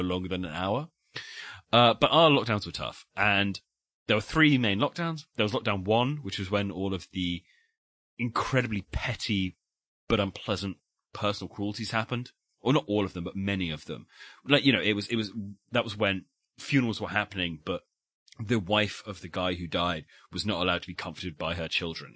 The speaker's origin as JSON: {"language": "English", "country": "United Kingdom", "said": "we are British"}